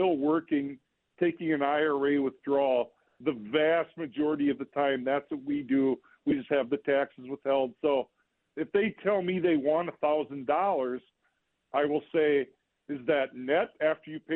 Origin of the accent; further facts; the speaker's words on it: Olivia, Minnesota, United States; I grew up in Olivia, Minnesota, farm country